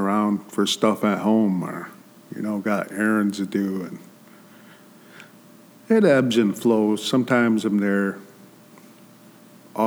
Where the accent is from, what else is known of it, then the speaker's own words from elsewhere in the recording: West Michigan, United States; I'm from here